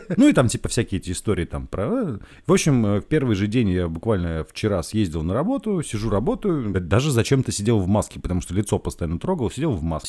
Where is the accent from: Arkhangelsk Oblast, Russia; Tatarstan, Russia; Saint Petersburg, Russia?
Saint Petersburg, Russia; мы петербуржцы